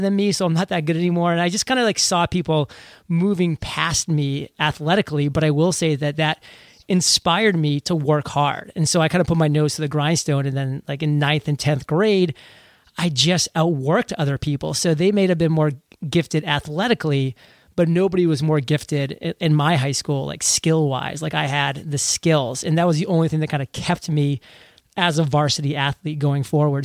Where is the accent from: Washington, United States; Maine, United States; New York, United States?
Maine, United States; born or raised there